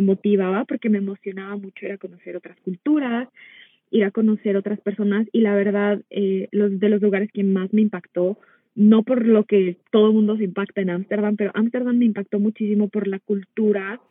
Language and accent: Spanish; Mexico; moved away as an adult; now in United States; yo soy nací en Estados Unidos, pero de muy pequeña me fui a vivir a México, entonces crecí la mayor parte de mi vida allá.